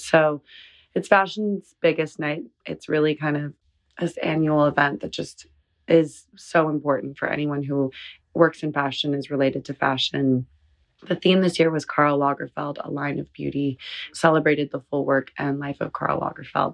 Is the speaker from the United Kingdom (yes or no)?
no; Southern California, United States; we're both from Southern California.